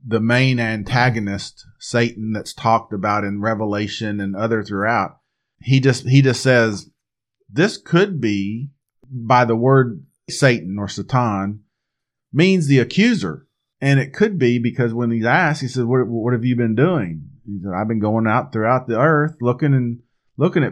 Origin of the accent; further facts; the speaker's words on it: Texas, United States; we're here from Texas